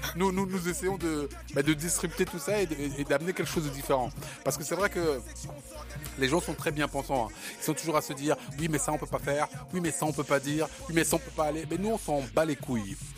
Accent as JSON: {"language": "French", "country": "Cameroon", "tie": "born or raised there", "moved": "yes", "said": "mon pays natal qui est le Cameroun"}